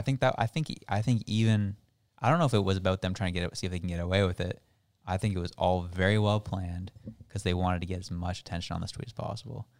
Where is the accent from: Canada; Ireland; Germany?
Canada; They rip me as a Canadian